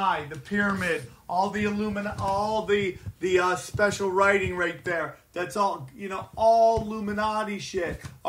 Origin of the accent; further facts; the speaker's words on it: outside of Syracuse, upstate New York, United States; I'm from upstate New York